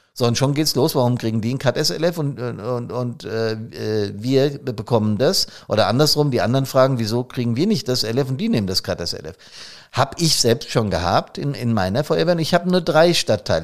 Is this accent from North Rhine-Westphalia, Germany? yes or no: no; Hesse, Germany; accent: Hessisch; auf Hessisch